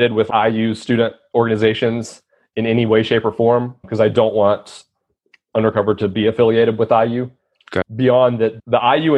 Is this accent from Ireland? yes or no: no; South Carolina, United States; I'm from South Carolina